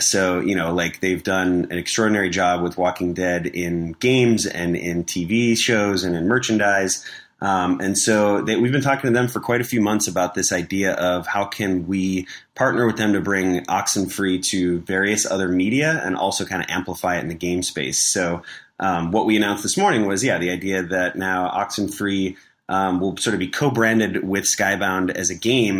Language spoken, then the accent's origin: English; Chicago, Illinois, United States; moved away as an adult; also born or lived in Los Angeles; I was from Chicago. I moved out to L A, for an internship